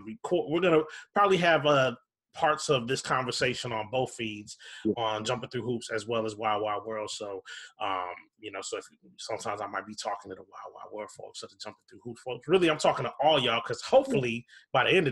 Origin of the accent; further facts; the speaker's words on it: Minneapolis, Minnesota, United States; I grew up in Minneapolis, in South Minneapolis